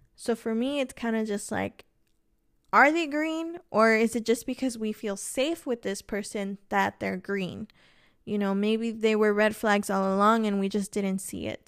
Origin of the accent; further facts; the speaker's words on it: Los Angeles, California, United States; moved away as an adult; I did move away from my hometown. I'm originally from Los Angeles, and my entire family is out in L